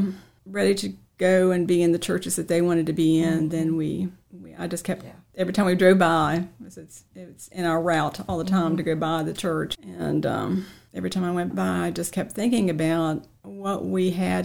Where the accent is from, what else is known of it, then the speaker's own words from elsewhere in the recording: Dayton, Virginia, United States; moved away as an adult; also born or lived in Harrisonburg, Virginia / Pennsylvania; Dayton is home, and generations and generations